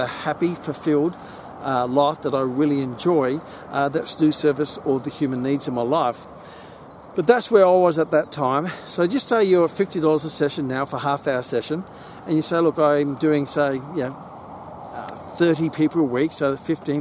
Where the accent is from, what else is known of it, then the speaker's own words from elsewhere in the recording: Gold Coast, Queensland, Australia; I grew up on the Gold Coast, on the beaches and the golden beaches.